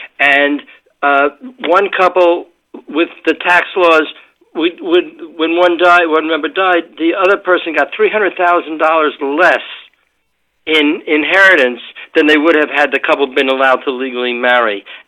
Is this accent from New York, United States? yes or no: yes; New York City, New York, United States; moved away as an adult; also born or lived in France / Massachusetts; now in Silicon Valley, United States; I grew up in Brooklyn. New York City was a great place to grow up when I was there. Then I lived in France for a couple of years and raised my kids in Massachusetts. But I had come out to San Francisco in 1967